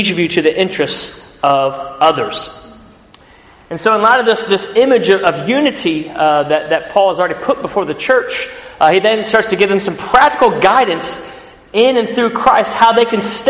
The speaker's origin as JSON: {"language": "English", "country": "United States", "moved": "as an adult", "lives_now": "United Kingdom", "said": "I'm an American citizen in the UK"}